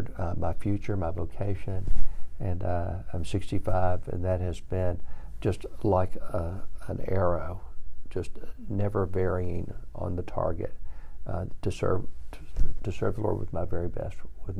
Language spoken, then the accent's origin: English; Georgetown, Texas, United States; I grew up in Georgetown, Texas.